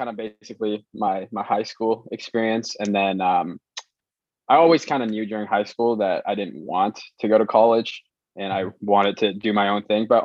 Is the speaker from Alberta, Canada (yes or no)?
no; Vancouver, British Columbia, Canada; born there; also born or lived in Hong Kong; So I was actually born in uh, Vancouver.